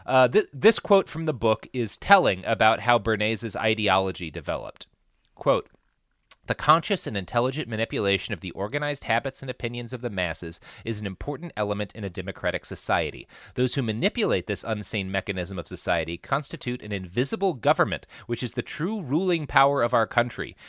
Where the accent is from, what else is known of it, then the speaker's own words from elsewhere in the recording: Plano, Texas, United States; I grew up in Plano, Texas